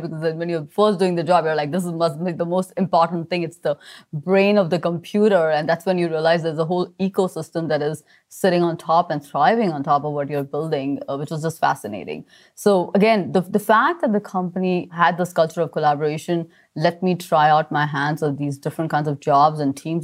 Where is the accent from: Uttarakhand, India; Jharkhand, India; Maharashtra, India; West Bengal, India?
Maharashtra, India; Mumbai; I grew up in Mumbai, surrounded by family